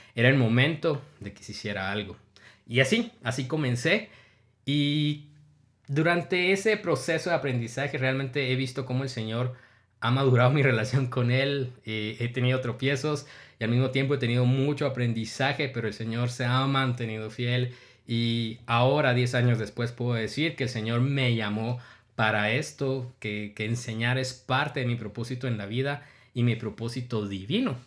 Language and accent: Spanish; Guatemala; yo tengo 31 años, soy guatemalteco